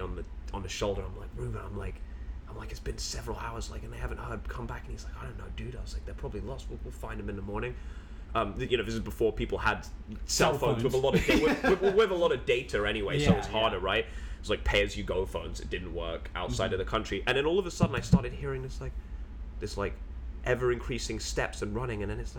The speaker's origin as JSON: {"language": "English", "region": "London", "country": "United Kingdom", "tie": "born or raised there", "moved": "yes", "said": "growing up in London"}